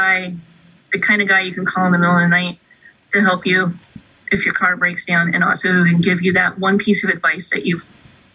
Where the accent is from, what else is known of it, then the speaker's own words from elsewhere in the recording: California, United States; moved away; also born or lived in Colorado; I grew up in California, but then I moved to Colorado